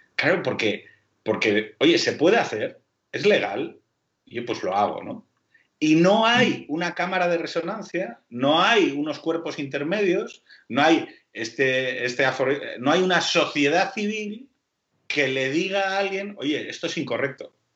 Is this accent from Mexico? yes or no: no; Spain